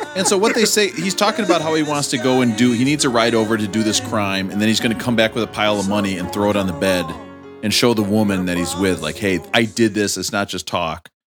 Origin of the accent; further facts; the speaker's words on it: Rochester, Minnesota, United States; in my hometown, the main factory was the uh, Mayo Clinic Hospital, so everybody I knew were doctors